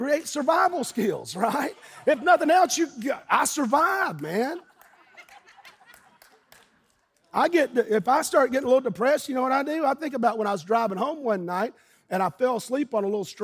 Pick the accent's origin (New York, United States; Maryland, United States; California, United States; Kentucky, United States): Kentucky, United States; Eastern; being a little boy growing up in Eastern Kentucky